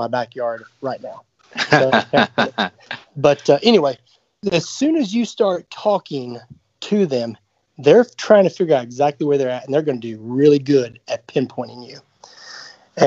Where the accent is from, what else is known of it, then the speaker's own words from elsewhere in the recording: the South, Alabama, United States; growing up in the South, I lived in Alabama for a long time